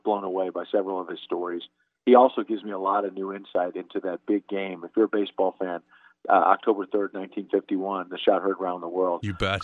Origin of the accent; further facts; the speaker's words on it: New York, United States; growing up in New York